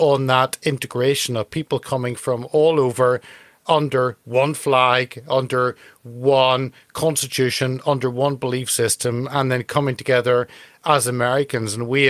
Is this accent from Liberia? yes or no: no; United Kingdom; as a European, as a Brit.